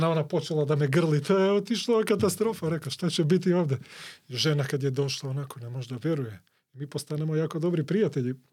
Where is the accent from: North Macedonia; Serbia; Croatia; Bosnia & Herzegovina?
North Macedonia; Skopje; ja sam iz Koplja